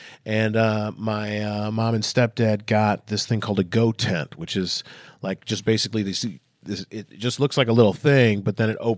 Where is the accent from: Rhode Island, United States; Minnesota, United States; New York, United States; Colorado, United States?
Minnesota, United States; now in Southern California, United States; I'm actually from Minnesota, so this isn't cold for me.